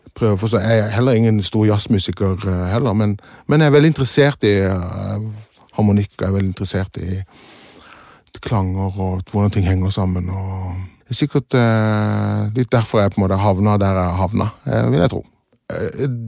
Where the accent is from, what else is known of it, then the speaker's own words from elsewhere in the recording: Kristiansand, Agder, Norway; also born or lived in England; Ja, oppvokst i Kristiansand. Født i England og så kom til Kristiansand da jeg var